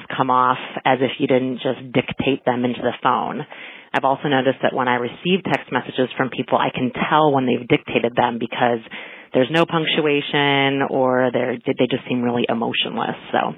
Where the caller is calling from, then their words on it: Watertown, Massachusetts, United States; I'm calling from Watertown, Massachusetts.